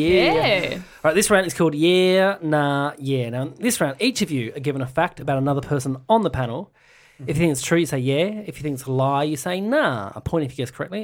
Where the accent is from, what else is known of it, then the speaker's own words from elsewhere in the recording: Tasmania, Australia; We call it German in Tasmania.